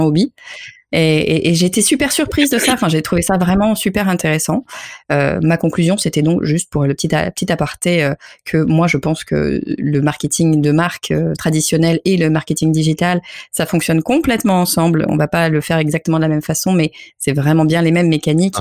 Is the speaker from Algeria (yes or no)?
no; France; je suis française